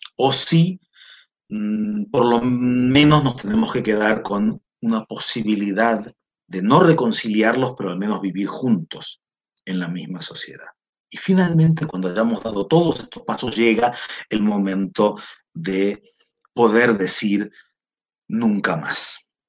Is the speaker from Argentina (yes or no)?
yes; Argentina; now in Chile; yo soy argentino, vivo en Chile